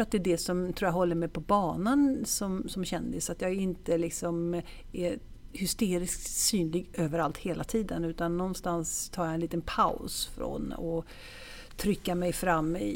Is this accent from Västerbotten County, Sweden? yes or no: no; Stockholm, Stockholm County, Sweden; also born or lived in Italy / Gothenburg; jag är faktiskt jag är född i Stockholm